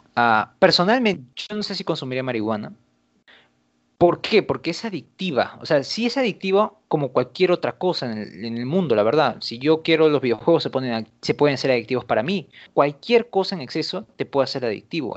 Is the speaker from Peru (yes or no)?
yes; Peru